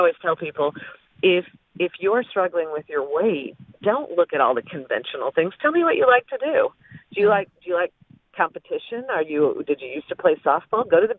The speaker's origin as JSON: {"language": "English", "town": "Flint", "region": "Michigan", "country": "United States", "tie": "born or raised there", "said": "But as I was saying about growing up in Flint, Michigan, I didn't really even think about meeting people or who I wanted to know."}